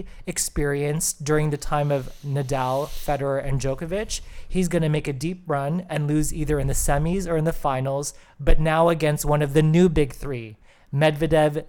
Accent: Canada; we as Canadian tennis fans

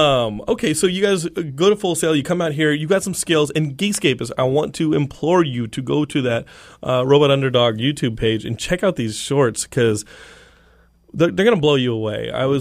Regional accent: Texas, United States; I'm from Texas. I know this.

